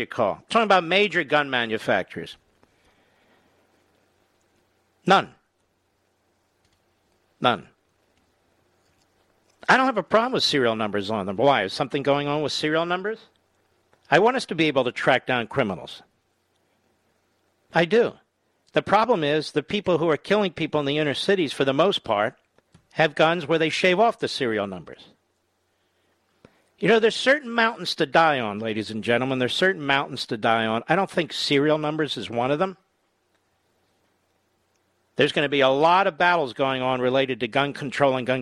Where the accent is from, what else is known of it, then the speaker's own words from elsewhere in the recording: Pennsylvania, United States; I'm from Pennsylvania